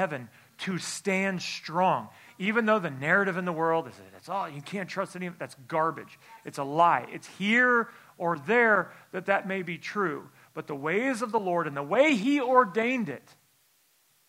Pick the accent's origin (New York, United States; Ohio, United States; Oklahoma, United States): Oklahoma, United States; Tulsa; I'm from Tulsa, Oklahoma